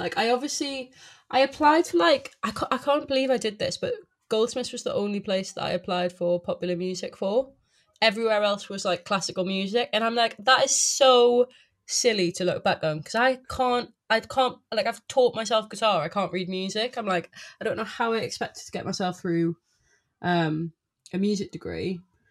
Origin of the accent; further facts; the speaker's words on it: South Shields, North East England, United Kingdom; South Shields, but it's right next to Newcastle.